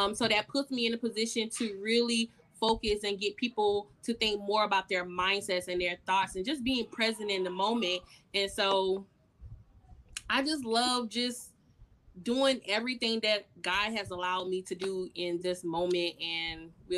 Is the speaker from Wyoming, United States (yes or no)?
no; Orangeburg, South Carolina, United States; And as you mentioned, I am from Orangeburg, South Carolina.